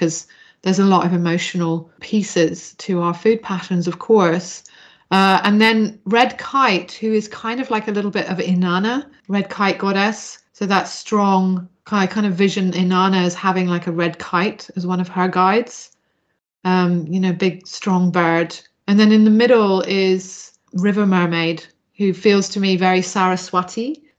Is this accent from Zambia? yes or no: yes; Zambia; I grew up in Zambia, the great gift of traveling a lot.